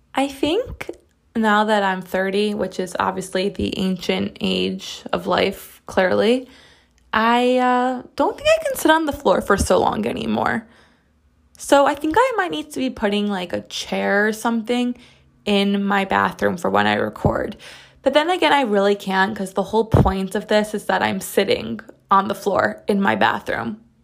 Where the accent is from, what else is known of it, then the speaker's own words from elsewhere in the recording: United States; I'm as American as it gets.